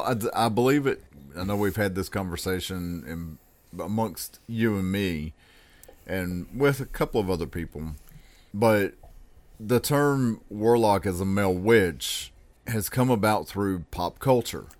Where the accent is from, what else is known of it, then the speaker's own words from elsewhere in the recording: the South, United States; as a Southerner